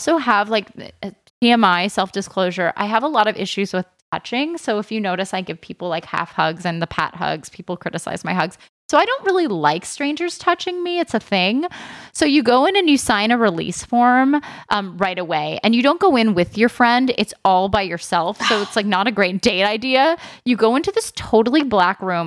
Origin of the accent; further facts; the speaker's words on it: Philadelphia, Pennsylvania, United States; I'm from Philly.